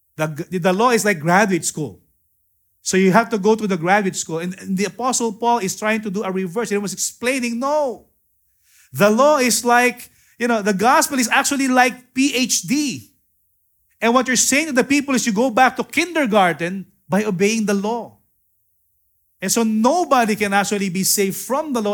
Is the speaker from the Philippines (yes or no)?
yes; Philippines; I am a Filipino, I'm not a Hebrew